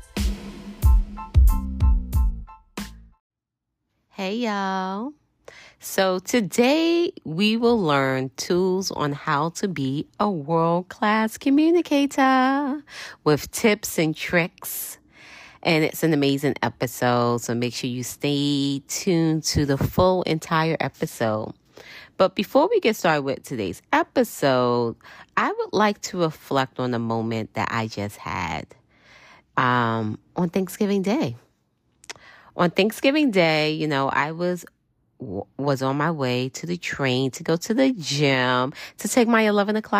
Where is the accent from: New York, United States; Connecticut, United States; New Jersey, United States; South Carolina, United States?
New York, United States